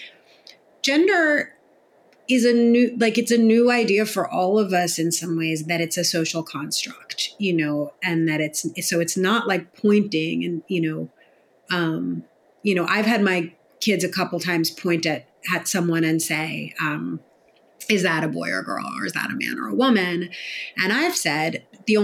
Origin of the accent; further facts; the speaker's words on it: New York City, New York, United States; I grew up in New York City